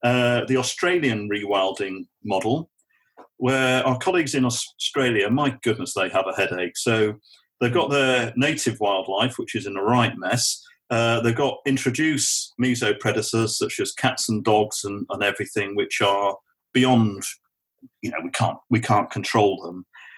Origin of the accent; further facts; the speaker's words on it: Namibia; we got conservancy models growing up in Namibia